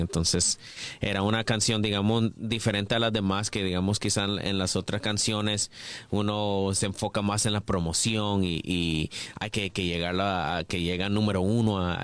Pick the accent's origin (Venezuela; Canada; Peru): Canada; creciendo en Canadá, uno creciendo escuchando hip hop, pop music, RB